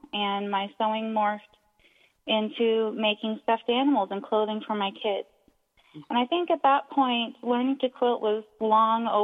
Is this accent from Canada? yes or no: yes; Canada; also born or lived in Halifax, Nova Scotia; I'm Canadian, living in Halifax, Nova Scotia